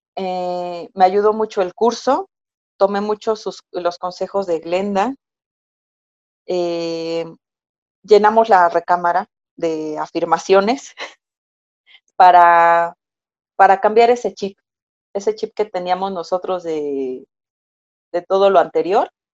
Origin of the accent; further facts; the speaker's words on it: Mexico City, Mexico; yo nací, crecí y actualmente resido en Ciudad de México